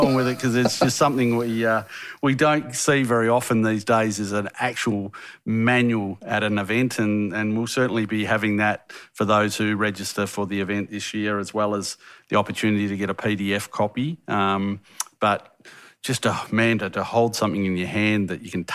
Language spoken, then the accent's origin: English; Western Australia, Australia; I'm from Western Australia, so we don't have hills over here.